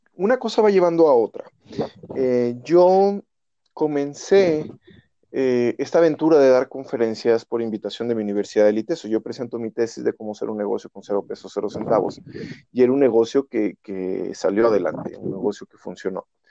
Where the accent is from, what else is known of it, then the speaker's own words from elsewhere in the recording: Irapuato, Guanajuato, Mexico; soy nacido en Irapuato, Guanajuato